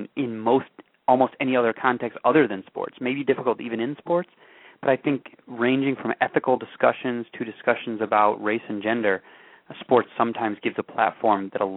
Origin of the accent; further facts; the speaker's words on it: Evanston, Illinois, United States; I grew up just outside of Chicago in Evanston, Illinois